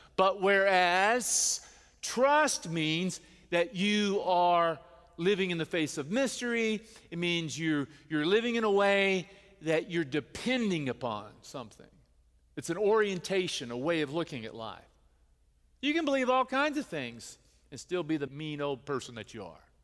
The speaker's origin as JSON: {"language": "English", "region": "the Bible Belt", "country": "United States", "tie": "born or raised there", "said": "we grew up here in the United States and we're part of the Bible Belt"}